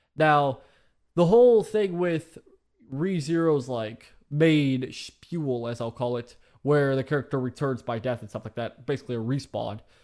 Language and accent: English; United States; I've lived in America for all my fucking life